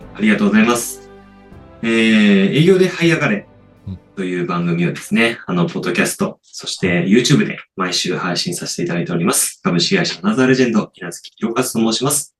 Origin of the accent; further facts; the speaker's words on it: Niigata, Japan; 僕、出身新潟なので。